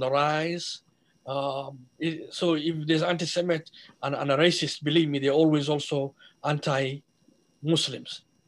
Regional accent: Somalia; now in Minnesota, United States; I'm a Somali

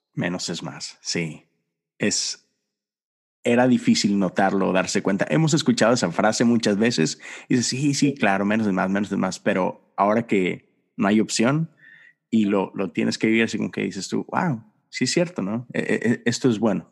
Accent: Monterrey, Nuevo León, Mexico; mi padre, que tiene una pequeña iglesia en Monterrey, de donde yo soy

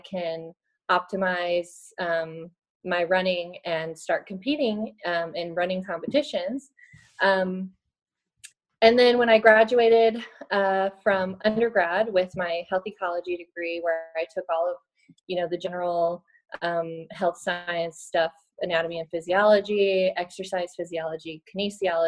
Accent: Reno, Nevada, United States; now in Atlanta, United States; I currently live in Atlanta, Georgia, and I'm originally from Reno, Nevada, in the Sierra Nevada mountains

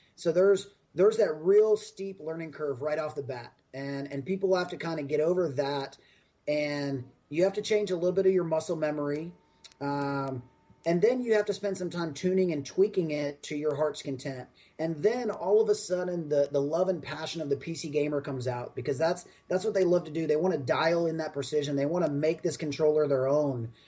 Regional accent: Raleigh, North Carolina, United States; now in Austin, United States; my hometown in Raleigh, North Carolina, is where uh, Epic uh, is based

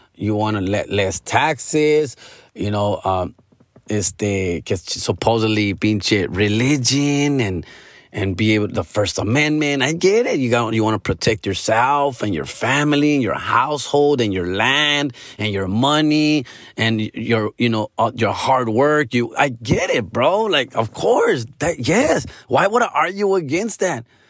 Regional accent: California, United States; I am from Cali and I live and die in Cali

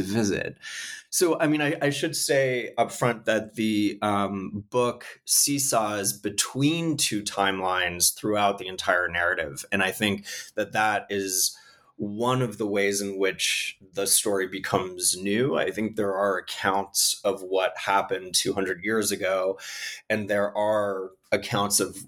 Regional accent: Canada; now in United States; I'm Canadian. I currently live in the United States

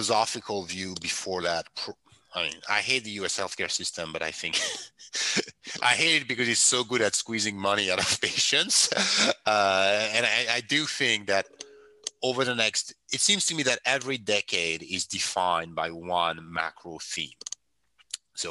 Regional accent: France; English is a second language; moved away as an adult; now in United States; I come from France

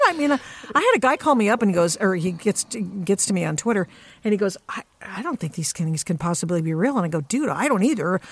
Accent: Portland, Oregon, United States; Portland, Oregon, my hometown

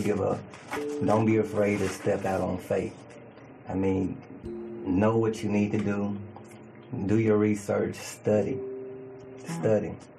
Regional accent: Chicago, Illinois, United States; also born or lived in Mississippi; now in Memphis, United States; I am from Chicago, Illinois. Born and raised. Chicago, Illinois. Chi Town, Windy City

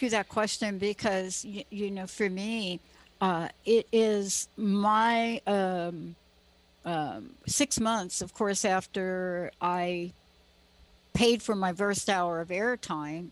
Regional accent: East Coast, United States; moved away; I'm from the East Coast

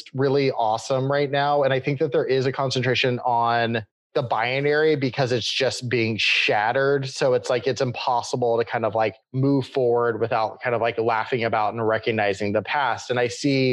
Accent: Austin, Texas, United States; I grew up in Austin, Texas

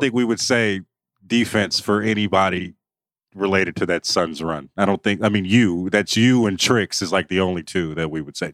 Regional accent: the Bay Area, California, United States; I grew up in the Bay

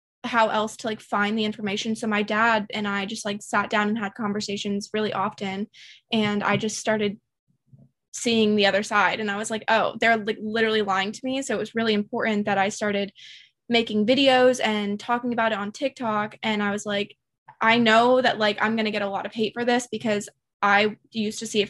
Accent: Pennsylvania, United States; I'm from Pennsylvania

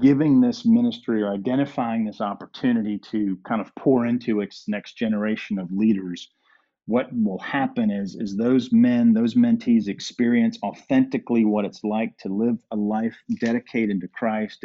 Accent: Durham, North Carolina, United States; moved away as an adult; now in Georgia, United States; when I grew up in Durham

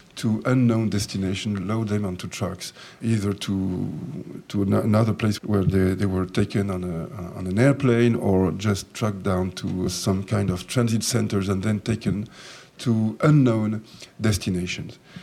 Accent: France; also born or lived in Jerusalem; I was born in Jerusalem and I was brought up in, in France when I came to France when I was four years of age

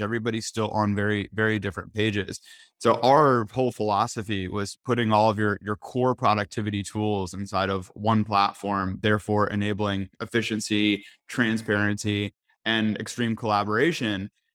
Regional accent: North Carolina, United States; I'm from North Carolina

